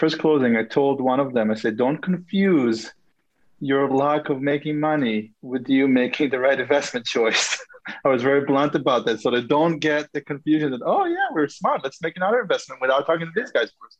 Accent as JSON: {"language": "English", "country": "Israel", "tie": "born or raised there", "moved": "as an adult", "lives_now": "Minneapolis, United States", "said": "I was born and raised in Israel. I moved to Minneapolis about 10 years ago"}